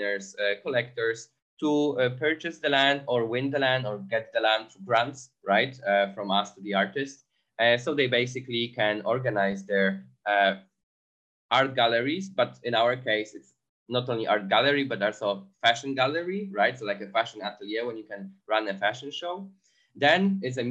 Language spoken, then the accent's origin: English; Poland; moved away as an adult; now in Berlin, Germany; Originally, I come from Poland, but 5 years ago, I decided to move to Berlin.